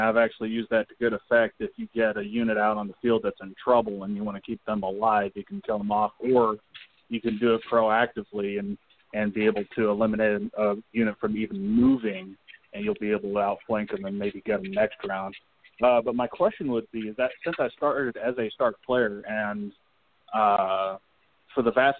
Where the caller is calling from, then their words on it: Kansas City, Missouri, United States; Oh, hi, guys. … from Kansas City.